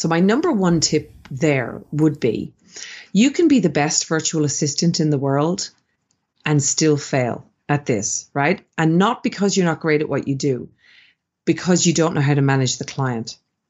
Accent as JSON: {"language": "English", "country": "Ireland", "also_born_or_lived": "Sydney, Australia", "moved": "yes", "said": "So I'm Irish originally. Mm-hmm. I'm originally from Ireland. Mm-hmm. And I spent 17 years in beautiful Sydney, Australia."}